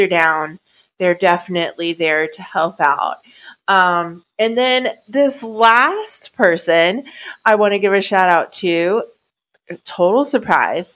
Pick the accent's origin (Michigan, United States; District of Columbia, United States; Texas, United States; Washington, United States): Texas, United States; very, very proud to be a Texan right now